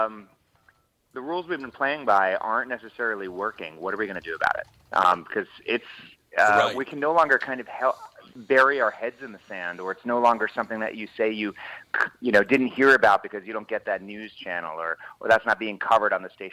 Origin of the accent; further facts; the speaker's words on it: Washington, District of Columbia, United States; also born or lived in Moscow; I grew up in D.C.